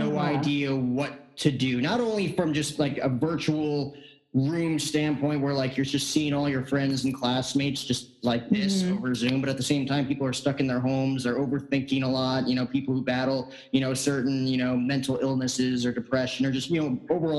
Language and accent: English; New Jersey, United States; growing up on the East Coast, I grew up in New Jersey